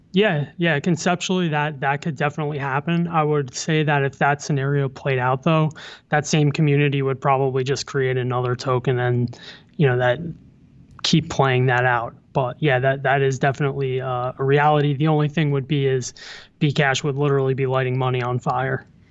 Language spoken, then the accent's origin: English; New Jersey, United States; moved away as an adult; also born or lived in New York City / Pennsylvania; now in New York, United States; I was born in the city. I grew up in New Jersey, went to college in Pennsylvania, um, and made my way back to New York.